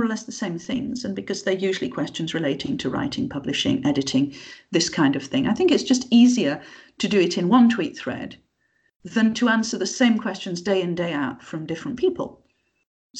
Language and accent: English; Yorkshire and the Humber, United Kingdom; because I come from the north, because I'm from Yorkshire